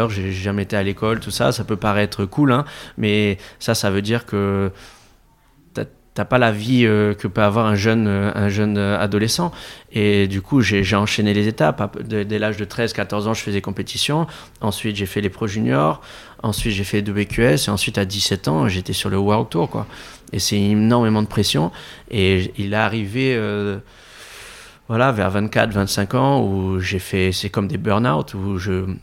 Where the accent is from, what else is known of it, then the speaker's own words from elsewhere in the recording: Réunion, France; also born or lived in Madagascar; je viens de la Réunion, de Madagascar, d'un milieu très modeste.